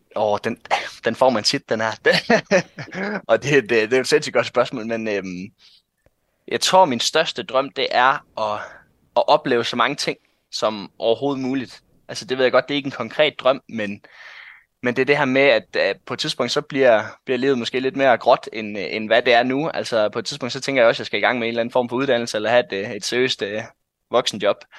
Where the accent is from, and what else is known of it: North Jutland, North Denmark Region, Denmark